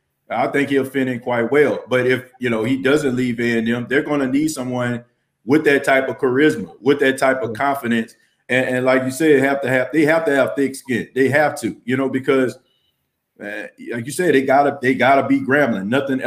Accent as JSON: {"language": "English", "town": "New Orleans", "region": "Louisiana", "country": "United States", "tie": "born or raised there", "said": "growing up in New Orleans, you know, I was born and raised there."}